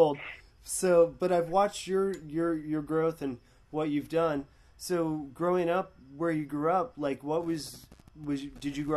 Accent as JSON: {"language": "English", "town": "Sarasota", "region": "Florida", "country": "United States", "tie": "born or raised there", "also_born_or_lived": "New Hampshire / Gainesville, Florida", "said": "I moved down here against my will at 5"}